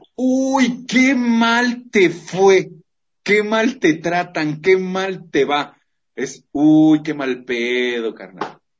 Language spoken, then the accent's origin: Spanish; Mexico; Como buenos mexicanos.